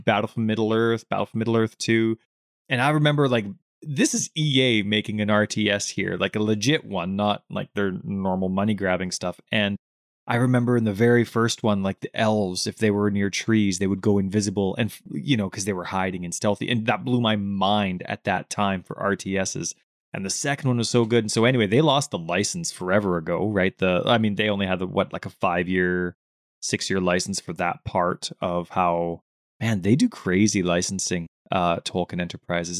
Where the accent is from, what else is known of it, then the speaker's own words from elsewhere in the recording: Canada; we're from Canada.